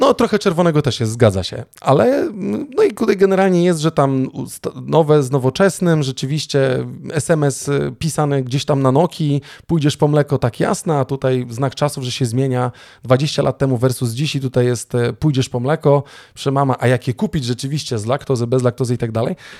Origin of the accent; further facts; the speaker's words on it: Sopot, Pomeranian Voivodeship, Poland; u nas w Trójmieście z Sopotu